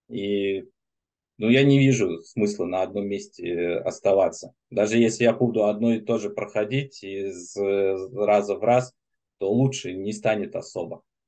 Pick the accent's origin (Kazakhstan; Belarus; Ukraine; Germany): Germany; now in Moscow, Russia; я, в принципе, из Германии был, сейчас в Москве